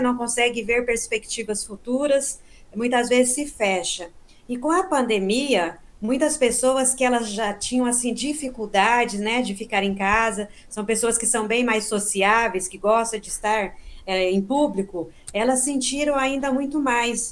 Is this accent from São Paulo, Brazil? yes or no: no; Boa Esperança, Minas Gerais, Brazil; now in Campinas, Brazil; eu nasci e cresci em Minas, em Boa Esperança, né? No sul de Minas.